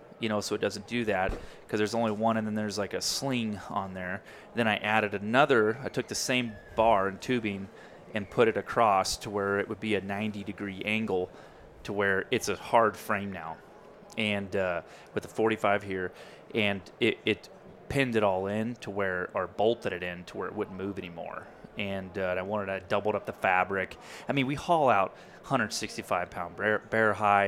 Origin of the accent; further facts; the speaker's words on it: Kansas, United States; we're both from Kansas